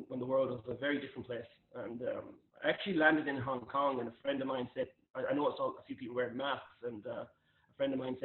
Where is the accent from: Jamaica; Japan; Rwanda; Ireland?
Ireland; moved away as an adult; also born or lived in North America; Growing up in Ireland